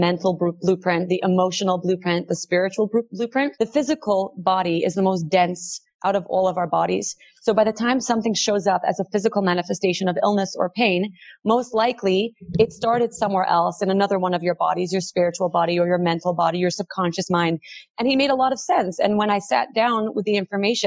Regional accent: New York City, New York, United States; I grew up in Brooklyn

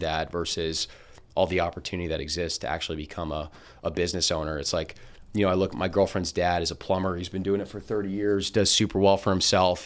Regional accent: Princeton, New Jersey, United States; also born or lived in Boston; I grew up in Princeton, New Jersey

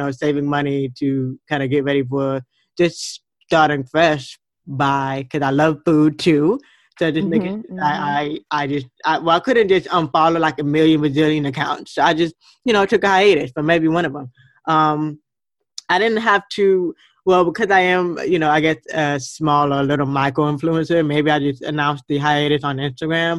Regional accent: Fort Lauderdale, Florida, United States; moved away; I was born in Fort Lauderdale, Florida, and I'm a water girl at heart by nature, and I wanted to move back home.

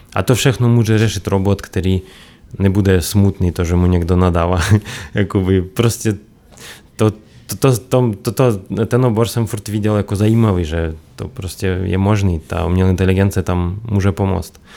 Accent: Belarus; Czech is a second language; moved away as an adult; now in Czech Republic; já jsem z Běloruska původem. Tam jsem bydlel 17 let

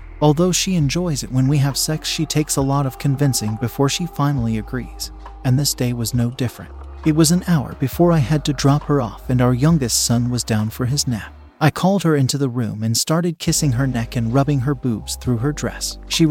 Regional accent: Pakistan; now in United Kingdom; We had an arrangement back in my home country of Pakistan, and she moved to the UK to live with me after a few months of waiting for her visa. We are from a small village in Pakistan

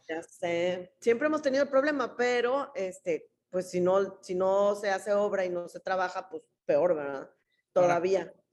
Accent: Tampico, Tamaulipas, Mexico; yo siempre he vivido aquí

